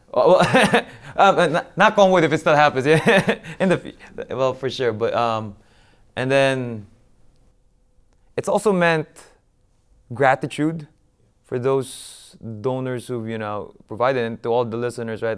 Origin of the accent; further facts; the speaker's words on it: Philippines; moved away; my hometown of Mandaluyong